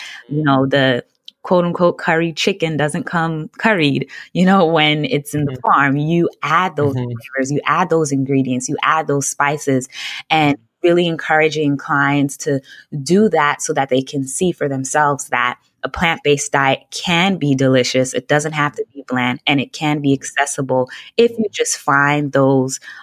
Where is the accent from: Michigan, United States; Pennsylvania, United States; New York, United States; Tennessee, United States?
New York, United States; New York City; I grew up in Brooklyn, New York, and my family is all from Jamaica. I'm the only one born here in the U.S.